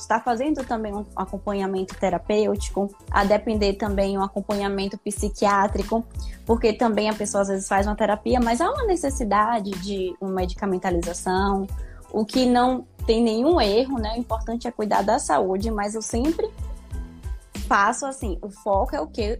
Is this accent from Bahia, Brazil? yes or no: yes; Salvador, Bahia, Brazil; Sou de Salvador, Bahia, lugar maravilhoso